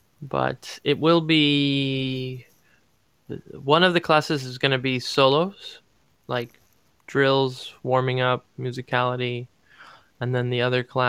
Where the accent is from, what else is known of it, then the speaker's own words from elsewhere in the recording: California, United States; That's my California voice. I'm from California.